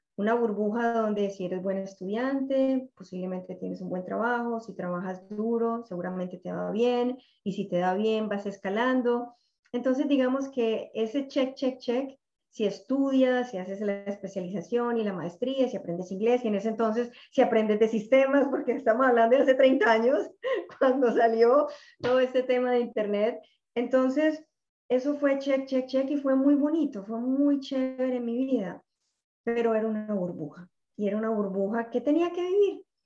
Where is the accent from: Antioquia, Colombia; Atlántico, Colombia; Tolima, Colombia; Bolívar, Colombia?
Antioquia, Colombia; Medellín; moved away as an adult; now in Miami, United States; soy colombiana eh, de Medellín. En este momento vivo en Miami hace ya 20 años.